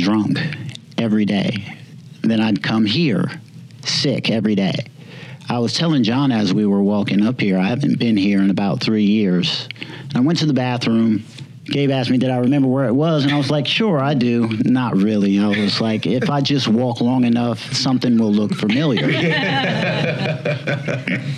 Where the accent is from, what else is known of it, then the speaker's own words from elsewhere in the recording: Summerville, South Carolina, United States; I am from Somerville, South Carolina.